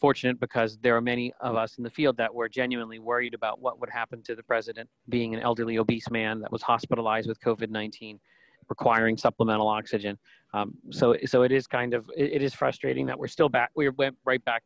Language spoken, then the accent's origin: English; Pittsburgh, Pennsylvania, United States; my hometown in Pittsburgh